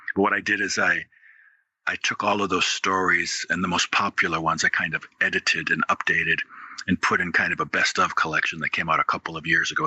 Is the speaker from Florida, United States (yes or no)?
no; Wisconsin, United States; moved away as an adult; now in Louisville, United States; I'm from Wisconsin originally. I ended up in Louisville, Kentucky in the 90s to go to law school and grad school